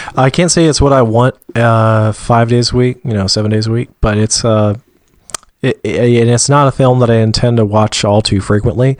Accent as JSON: {"language": "English", "region": "Georgia", "country": "United States", "tie": "born or raised there", "said": "I was born and raised in Georgia, and I just gotta note, my dad was too, and he doesn't have a Georgia accent"}